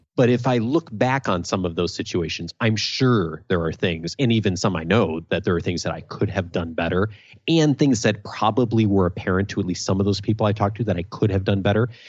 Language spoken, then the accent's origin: English; Naperville, Illinois, United States; also born or lived in Champaign-Urbana; I grew up in Naperville, a suburb of Chicago